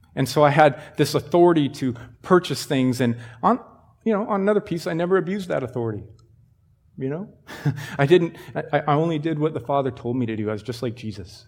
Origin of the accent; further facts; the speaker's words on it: Sheridan, United States; I grew up in Sheridan